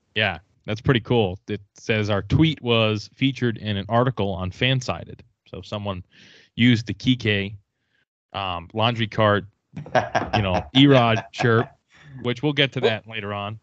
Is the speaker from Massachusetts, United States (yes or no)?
yes; Boston, Massachusetts, United States; I was from Boston